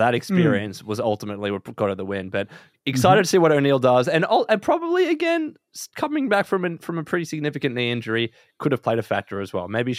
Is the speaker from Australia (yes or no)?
yes; Australia